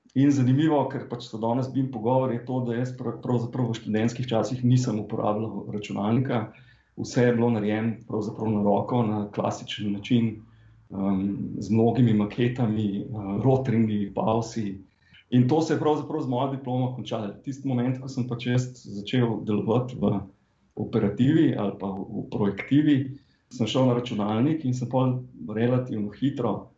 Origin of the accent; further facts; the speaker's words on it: Slovenia